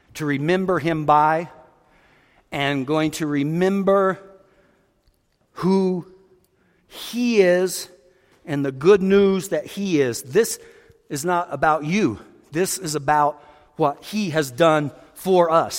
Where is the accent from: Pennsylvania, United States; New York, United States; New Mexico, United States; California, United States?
New Mexico, United States; Roswell; born or raised there